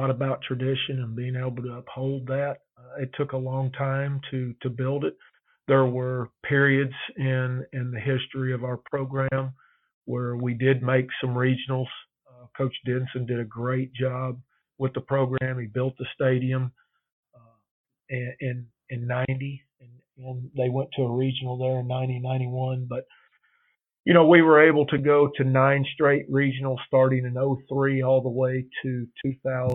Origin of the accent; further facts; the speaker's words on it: Neosho, Missouri, United States; moved away as an adult; also born or lived in Thibodaux, Louisiana / Mississippi; I grew up in Missouri, a little town called Neosho in southwest Missouri, just below Joplin